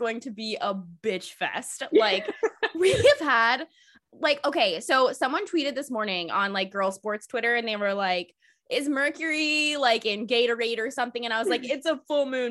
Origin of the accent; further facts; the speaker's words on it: the South, United States; as a Southerner